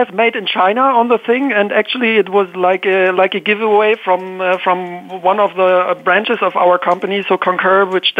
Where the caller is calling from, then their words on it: Basel, Basel-Stadt, Switzerland; So I'm calling in from Basel, Switzerland